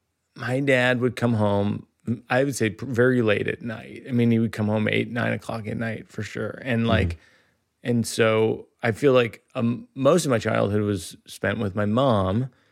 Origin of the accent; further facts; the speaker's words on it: Shrewsbury, Massachusetts, United States; I grew up in Shrewsbury, Mass, outside of Worcester